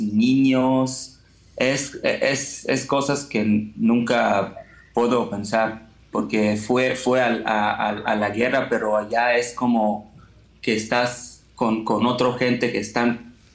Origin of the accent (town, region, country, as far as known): Israel; Spanish is a second language